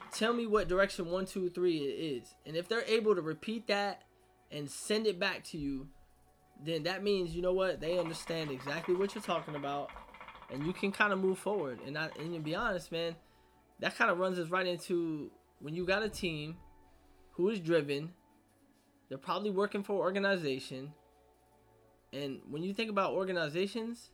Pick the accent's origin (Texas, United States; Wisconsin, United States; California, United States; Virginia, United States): Virginia, United States; I grew up in Virginia